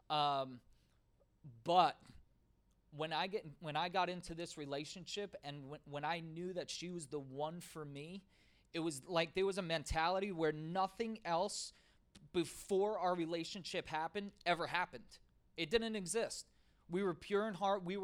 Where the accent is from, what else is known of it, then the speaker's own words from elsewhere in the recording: the South, United States; Uh, I'm from the South.